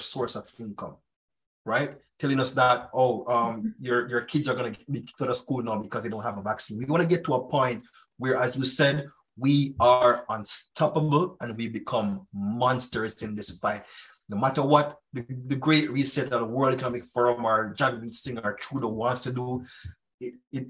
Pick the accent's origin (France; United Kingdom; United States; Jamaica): Jamaica; now in Canada; I do plan to go back to my home country, to Jamaica